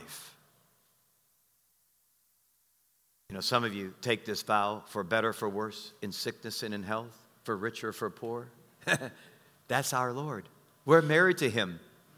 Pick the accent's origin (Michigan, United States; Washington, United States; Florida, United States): Michigan, United States; Detroit; moved away; also born or lived in Arkansas; I'm from Detroit, the only thing we knew about killing was killing people